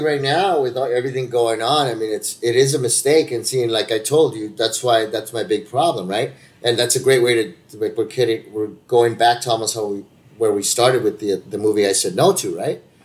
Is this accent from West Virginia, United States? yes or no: no; California, United States; I'm a Californian